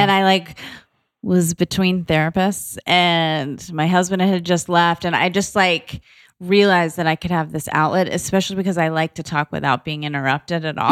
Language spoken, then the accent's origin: English; Boca Raton, Florida, United States; moved away as an adult; also born or lived in New York / Atlanta / San Diego; now in Los Angeles, United States; I was born in New York, but I grew up in South Florida in Boca Raton, and I was there like, all through high